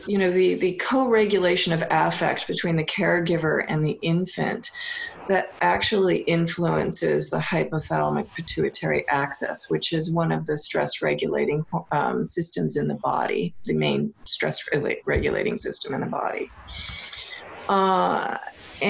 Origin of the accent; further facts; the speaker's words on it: California, United States; now in Seattle, United States; growing up in California